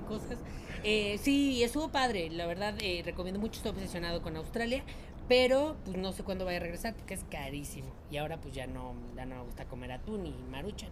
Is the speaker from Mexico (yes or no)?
yes; Mexico City, Mexico; also born or lived in Jalisco; Jalisco, pero siempre he vivido en mi ci-, en la Ciudad de México